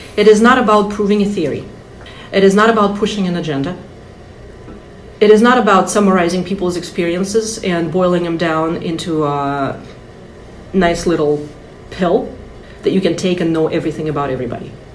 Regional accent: Russia; now in United States; I'm from russia

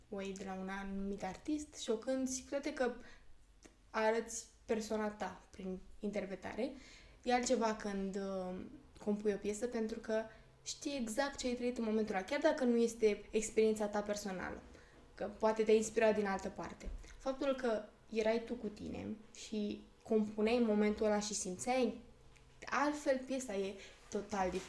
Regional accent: Perieți, Ialomița County, Romania; Eu nu sunt exact din Slobozia, sunt din Perieți.

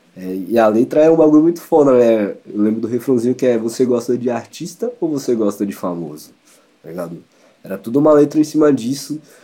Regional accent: Espírito Santo, Brazil; now in São Paulo, Brazil; Eu sou do Espírito Santo, sou capixaba

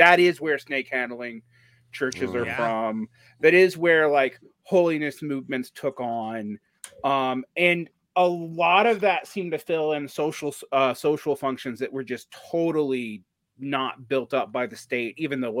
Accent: Piedmont, Georgia, United States; where I'm from in Georgia, I'm from the Piedmont section of Georgia. If, for those who don't know Southern stuff, that doesn't mean anything, but we're just below, you know, just in that, the foothills of the Appalachian below Atlanta.

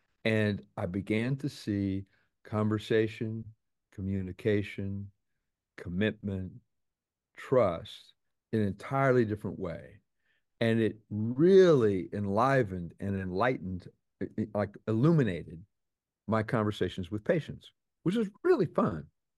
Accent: Texas, United States; born there; He's Russian, born in China. But at that moment, he was in the military. I was born in Texas.

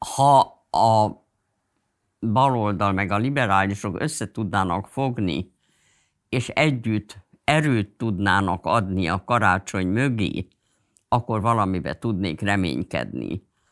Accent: Budapest, Hungary; Pesti is voltam, tehát az, hogy egy cigarettázó Pesti zsidó lány

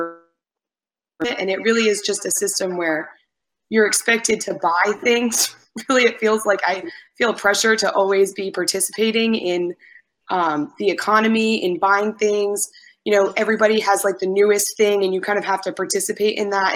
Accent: New England, United States; moved away as an adult; now in Vancouver, Canada; I'm from the States. I'm from New England originally. But right now I'm living in Vancouver, Canada, British Columbia.

